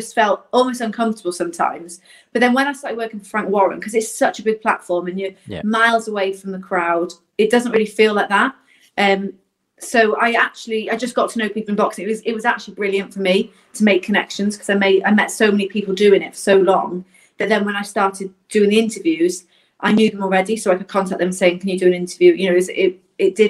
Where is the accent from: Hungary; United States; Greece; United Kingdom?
United Kingdom; Southport, North West England; moved away; also born or lived in Wales / Scotland; I grew up in Southport, up north